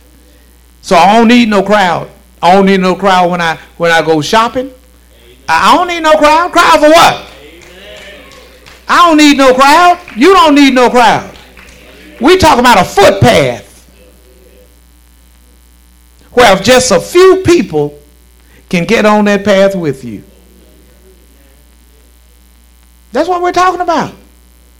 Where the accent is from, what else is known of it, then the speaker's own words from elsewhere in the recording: Shreveport, Louisiana, United States; I'm from Southeast Shreveport. I'm from Stony Hill.